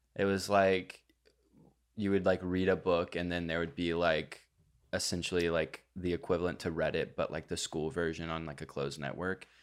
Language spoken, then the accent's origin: English; Texas, United States; born or raised there; moved away